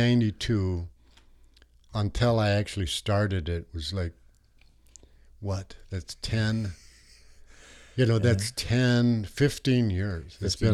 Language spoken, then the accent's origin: English; United States; I was born and raised in the United States, but yeah. I'm actually enrolled in Canada.